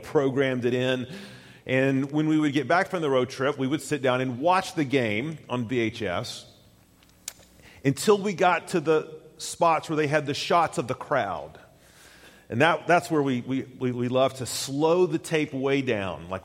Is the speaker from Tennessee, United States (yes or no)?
yes; Tennessee, United States; moved away; I grew up in Tennessee, went to college at the University of Tennessee